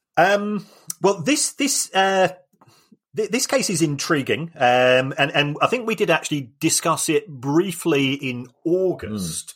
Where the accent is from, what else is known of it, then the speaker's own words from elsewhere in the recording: London, United Kingdom; as somebody that was born in the Elephant and Castle